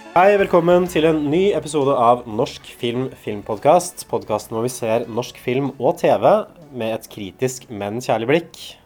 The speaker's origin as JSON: {"language": "Norwegian", "town": "Hamar", "region": "Innlandet", "country": "Norway", "tie": "born or raised there", "said": "Da jeg vokste opp på Hamar, liksom da jeg var tenåring"}